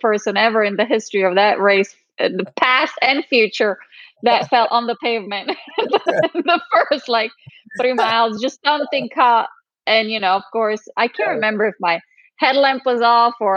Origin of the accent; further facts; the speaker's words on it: Trentino-Alto Adige, Italy; moved away as an adult; now in United States; North Italy. So it's called Alto Adige. It's the region really close to but on the Alps, really close to the border with Austria. That's where my family is from. That's where I was born and raised. And I came here when I was about 19